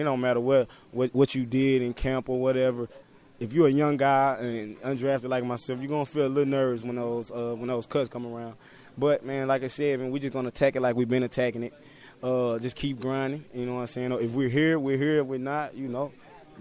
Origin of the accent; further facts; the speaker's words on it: Texas, United States; we're both from Texas.